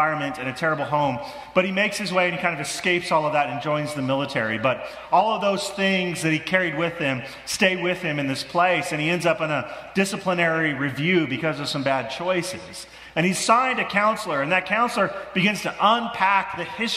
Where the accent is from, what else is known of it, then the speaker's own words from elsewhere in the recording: Midwest, United States; moved away; I grew up in the Midwest